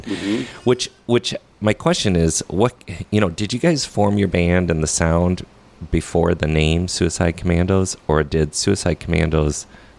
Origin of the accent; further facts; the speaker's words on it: Crystal, Minnesota, United States; I grew up in Crystal